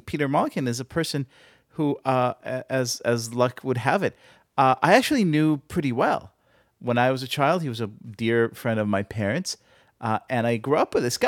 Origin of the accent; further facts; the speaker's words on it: Tel Aviv, Tel Aviv District, Israel; moved away; growing up in Tel Aviv